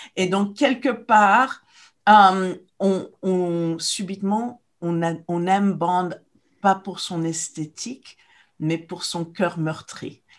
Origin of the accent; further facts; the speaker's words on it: Morocco; moved away; quand j'étais jeune au Maroc